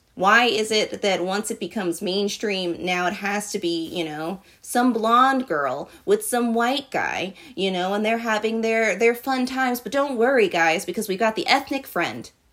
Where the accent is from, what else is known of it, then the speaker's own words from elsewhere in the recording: Virginia, United States; I grew up in Virginia